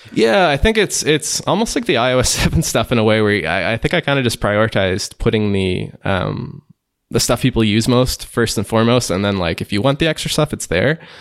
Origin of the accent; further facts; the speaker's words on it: Liverpool, Nova Scotia, Canada; also born or lived in Halifax, Canada; I'm from a smaller town in, uh, eastern Canada called Liverpool